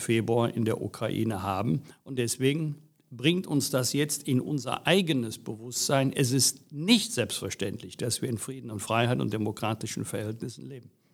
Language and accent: German; Bergisch Gladbach, North Rhine-Westphalia, Germany; Ich bin hier geboren, aufgewachsen, und kleben geblieben.